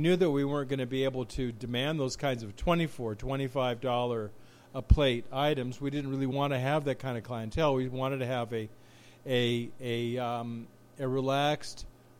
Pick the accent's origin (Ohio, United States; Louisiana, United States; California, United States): California, United States; Los Angeles; You know, Los Angeles County mostly. Glendora, Cucamonga, Claremont.